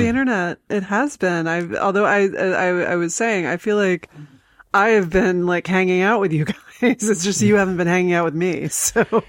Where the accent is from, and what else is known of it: New York City, New York, United States; born or raised there